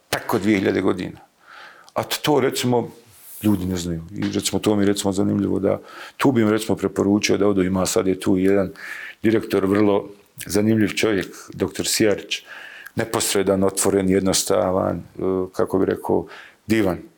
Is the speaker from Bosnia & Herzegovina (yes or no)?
yes; Bosnia & Herzegovina; ja sam iz Sarajevskog Sanđaka